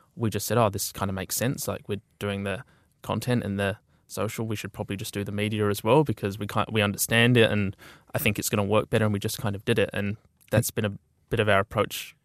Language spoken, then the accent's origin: English; Auckland, New Zealand; also born or lived in Dunedin; we'd finished, sort of done our time in Dunedin and we're all from Auckland.